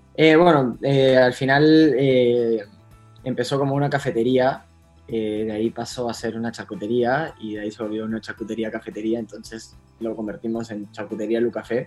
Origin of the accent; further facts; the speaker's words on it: Punta Hermosa, Lima, Peru; nací en Punta Hermosa